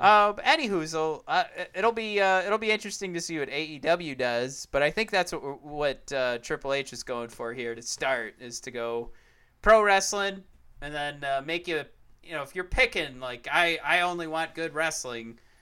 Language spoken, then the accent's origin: English; Detroit, Michigan, United States; we're from Detroit. We watch the Lions play football